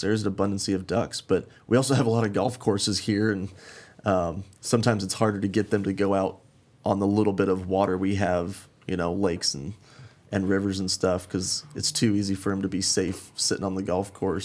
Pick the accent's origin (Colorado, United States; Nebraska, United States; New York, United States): Colorado, United States; Glenwood Springs; moved away as an adult; also born or lived in Arizona; now in Phoenix, United States; I'm originally from Uh, Glenwood Springs, Colorado, kind of small mountain town up in the western part of the state. Um, grew up big game hunting